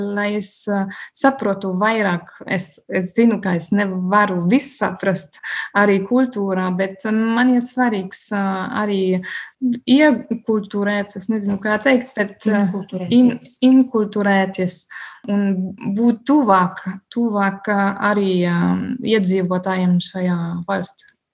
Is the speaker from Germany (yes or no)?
yes; Bavaria, Germany; Latvian is a second language; now in Liepāja, Latvia; es esmu no Bavārijas, un Bavārija ir ļoti tradicionāla reģiona